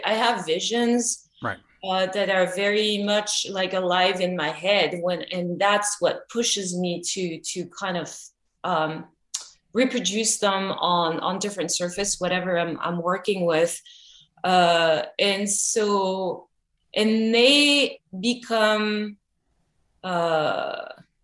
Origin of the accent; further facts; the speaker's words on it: France; now in Los Angeles, United States; I grew up in France